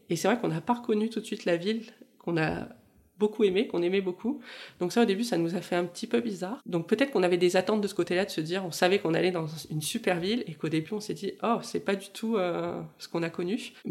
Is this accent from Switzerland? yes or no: no; southern France, France; now in Canada; On vient aussi du sud de la France, donc forcément on a l'habitude de vivre aussi euh, en extérieur.